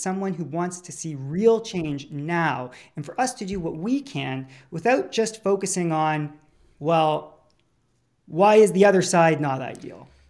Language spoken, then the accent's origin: English; Canada; we as a Canadian Jewish community